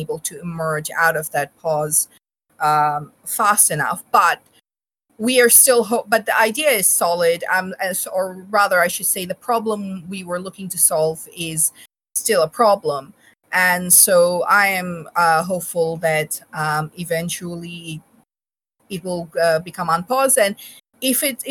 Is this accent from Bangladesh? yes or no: yes; Bangladesh; moved away; also born or lived in Australia; I was born in Bangladesh. We are from Bangladesh